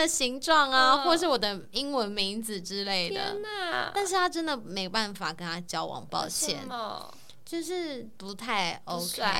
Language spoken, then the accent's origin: Chinese; Taiwan; moved away; 除了我们台湾人之外